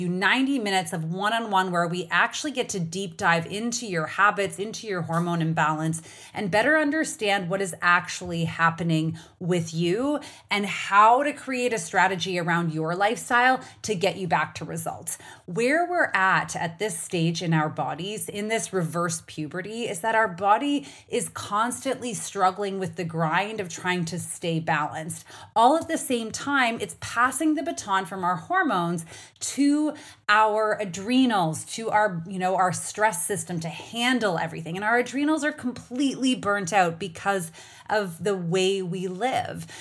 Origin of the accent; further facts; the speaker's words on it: Canada; now in United States; as a Canadian who lives in, in the United States